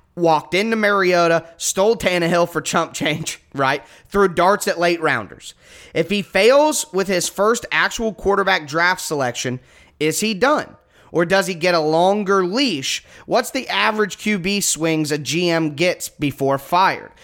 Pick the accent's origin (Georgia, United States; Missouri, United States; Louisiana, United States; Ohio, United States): Ohio, United States; I'm from Ohio. I live in Ohio.